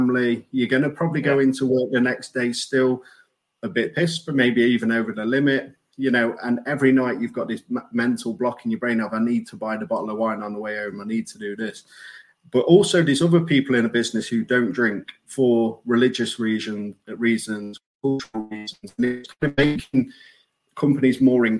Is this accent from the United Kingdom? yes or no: yes; Sheffield, Yorkshire and the Humber, United Kingdom; growing up, I had a great childhood. I've got four brothers. You know, I'm from Sheffield